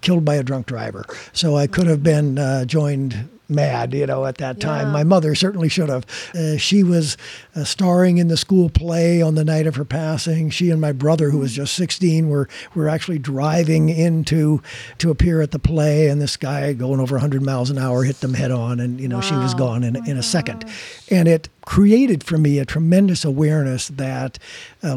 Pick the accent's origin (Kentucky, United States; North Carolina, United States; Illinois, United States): Illinois, United States; Rockford; my hometown, which is Rockford, Illinois